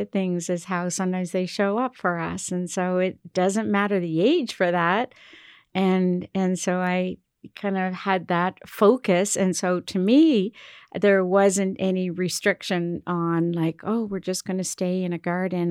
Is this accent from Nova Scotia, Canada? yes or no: yes; Cape Breton Island, Nova Scotia, Canada; also born or lived in Toronto / Montreal; now in Halifax, Canada; I'm from Cape Breton Island